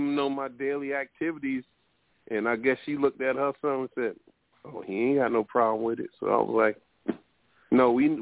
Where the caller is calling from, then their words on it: Connecticut, United States; I'm calling from Connecticut.